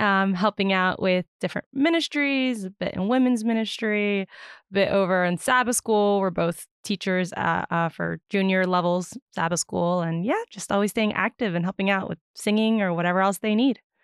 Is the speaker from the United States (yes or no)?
yes; Virginia, United States; I am born and raised in Virginia